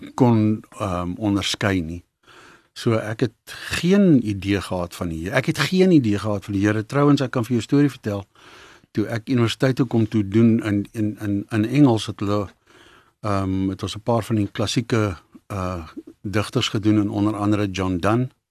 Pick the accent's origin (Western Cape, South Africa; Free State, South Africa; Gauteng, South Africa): Gauteng, South Africa; Johannesburg; also born or lived in Bezuidenhout Valley, Johannesburg; ek is gebore daar in Best Valley se wêreld en daar gebly vir lank en toe trek ons toe ek skool toe gaan. Ehm um, Linden toe en dis waar ek groot geword het in in Linden